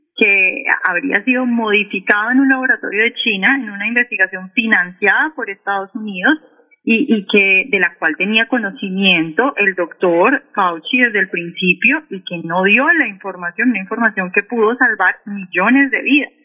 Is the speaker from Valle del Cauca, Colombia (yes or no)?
yes; Cali, Valle del Cauca, Colombia; now in Washington, D.C., United States; Yo soy caleña